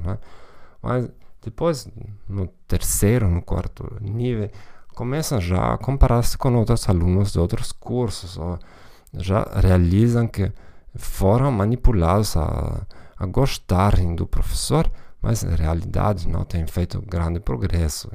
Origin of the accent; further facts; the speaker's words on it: Germany; Portuguese is a second language; moved away; also born or lived in Hamburg; provavelmente já sou de nacionalidade alemã